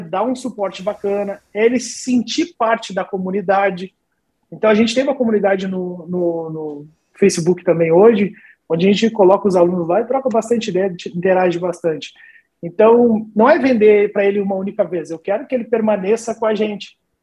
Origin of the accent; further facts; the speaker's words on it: Rio Grande, Rio Grande do Sul, Brazil; moved away; eu sou do Rio Grande do Sul, né, interior do Rio Grande do Sul, da cidade de Rio Grande